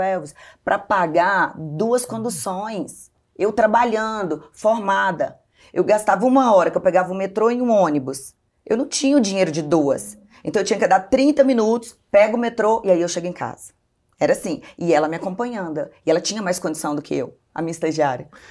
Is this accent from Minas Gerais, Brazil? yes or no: yes; Belo Horizonte, Minas Gerais, Brazil; also born or lived in Governador Valadares, Minas Gerais; Aos três anos, meus pais foram para Belo Horizonte. E aí eu cresci em Belo Horizonte até então